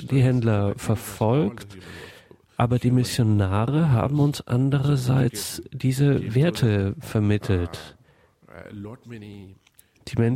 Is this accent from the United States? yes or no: no; Kerala, India; first language Malayalam; German is a second language; mein erstes Lexikon auf äh, Malayalam, in meiner Muttersprache